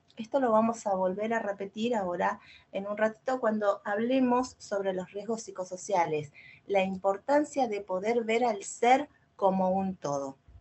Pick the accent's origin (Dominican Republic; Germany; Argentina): Argentina; Yo soy de Argentina